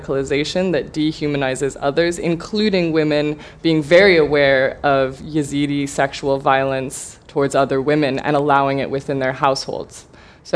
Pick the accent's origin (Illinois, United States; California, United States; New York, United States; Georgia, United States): California, United States; I'm from California